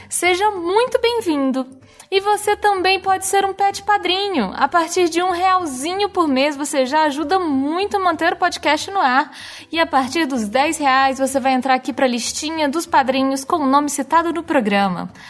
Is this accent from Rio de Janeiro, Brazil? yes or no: yes; Rio de Janeiro, Brazil; accent: carioca; moved away as an adult; now in São Paulo, Brazil; Eu sou do Rio